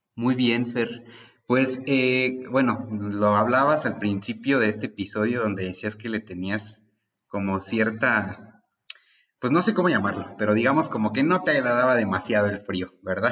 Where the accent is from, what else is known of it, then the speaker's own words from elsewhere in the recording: Mexico; Como mexicanos